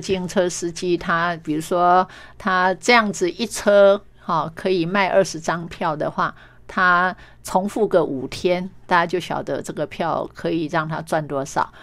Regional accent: Meishan, Chiayi County, Taiwan; moved away as an adult; also born or lived in Taipei; 我是来自于乡下。啊，我们嘉义眉山那么样乡野的地方，然后到台北念书

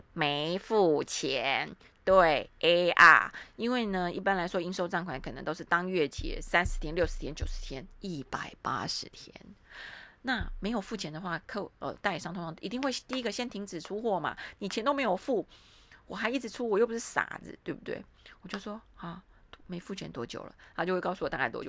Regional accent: Taiwan; 我们台湾人出面会非常麻烦

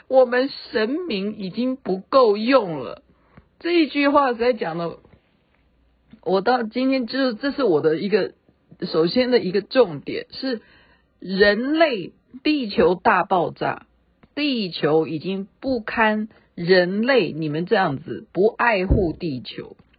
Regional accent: Taiwan; accent: Taiwanese Mandarin; 我只会讲我的台湾国语

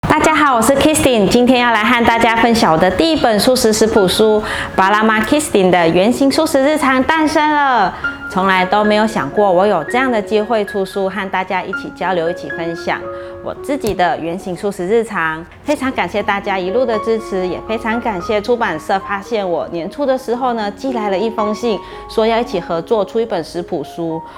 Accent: Malacca, Malaysia; 我家乡是马六甲

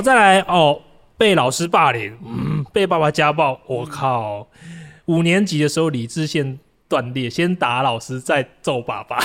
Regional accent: Taichung, Taiwan; 我台中人

